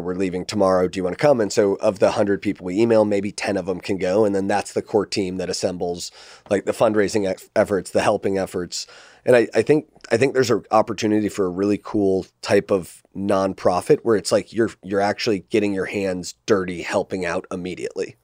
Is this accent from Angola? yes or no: no; United States